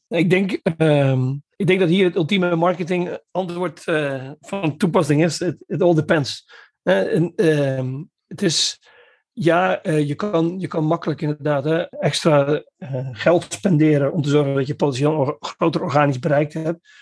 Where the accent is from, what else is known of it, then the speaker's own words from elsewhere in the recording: Netherlands; moved away as an adult; now in Belgium; ik kom uit Nederland